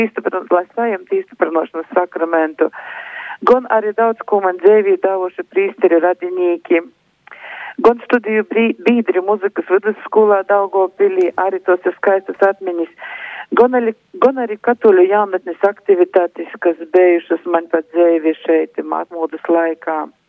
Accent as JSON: {"language": "Latvian", "town": "Višķi", "region": "Augšdaugava Municipality", "country": "Latvia", "tie": "born or raised there", "also_born_or_lived": "Aglona / Daugavpils", "said": "es esmu dzimusi Aglilnā, bet visu mūžu dzīvoju Višķos."}